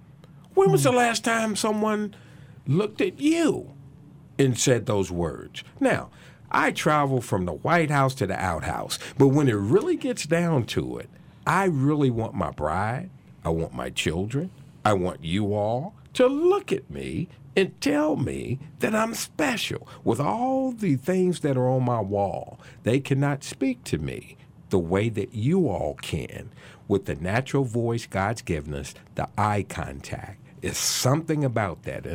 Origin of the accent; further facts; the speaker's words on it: Salem, Virginia, United States; I grew up in Salem, Virginia, a suburb of Roanoke, believe it or not.